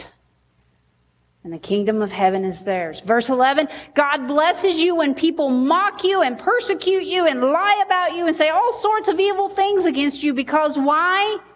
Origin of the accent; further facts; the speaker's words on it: Sheridan, United States; I'm from Sheridan